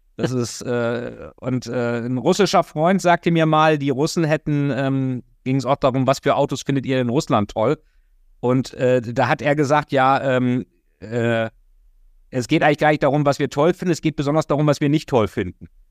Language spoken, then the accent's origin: German; Germany; als Deutscher